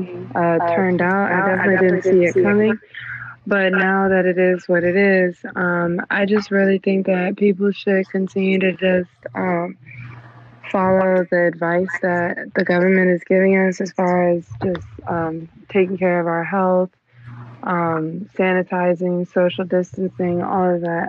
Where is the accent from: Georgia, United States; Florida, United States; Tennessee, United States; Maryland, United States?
Maryland, United States; Hughesville; now in Washington, D.C., United States; I'm from Hughesville, Maryland. I grew up in Hughesville, but I moved out to D.C.